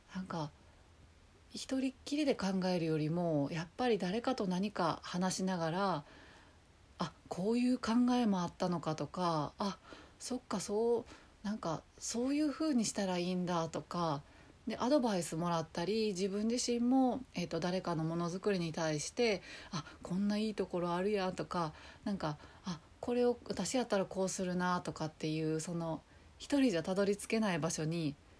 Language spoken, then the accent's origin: Japanese; Kobe, Hyogo, Japan; moved away as an adult; also born or lived in Nagoya; now in Tokyo, Japan; ずっと、まあ、生まれも育ちも神戸で